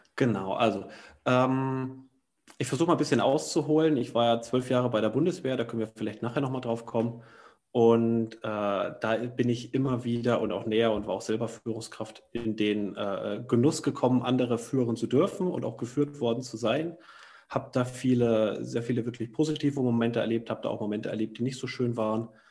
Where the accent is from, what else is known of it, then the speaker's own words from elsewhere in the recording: Thuringia, Germany; moved away; in dem Heimatdorf aus Thüringen, wo ich herkomme